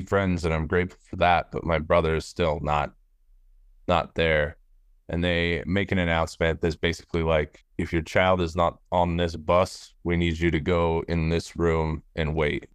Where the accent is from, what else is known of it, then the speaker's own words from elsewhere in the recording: Littleton, Colorado, United States; I grew up in Littleton, Colorado